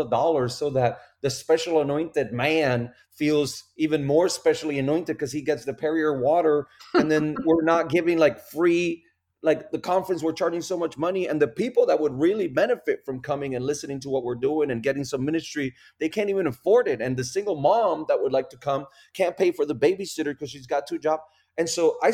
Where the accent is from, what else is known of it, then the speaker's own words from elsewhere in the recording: Puerto Rico; first language Spanish; English is a second language; also born or lived in Raleigh, North Carolina; now in North Carolina, United States; I'm from Puerto Rico. So really we're in North Carolina